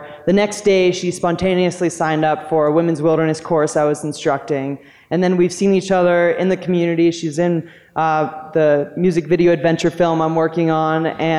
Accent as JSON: {"language": "English", "town": "Pittsburgh", "region": "Pennsylvania", "country": "United States", "moved": "yes", "lives_now": "Boulder, United States", "said": "I'm originally from Pittsburgh, shout out Ascend. And I live in Boulder now"}